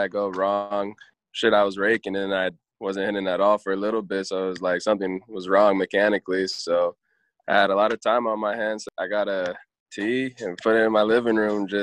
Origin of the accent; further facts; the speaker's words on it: Long Beach, California, United States; I was born in Long Beach, and then I lived in Long Beach. So, like, I say I'm from Long Beach